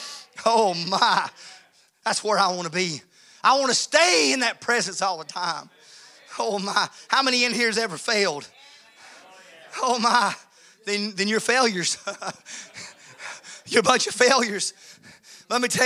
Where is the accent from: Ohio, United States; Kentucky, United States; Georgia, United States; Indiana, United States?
Georgia, United States; moved away; When I moved to Georgia, I was born in Georgia. I moved away and came back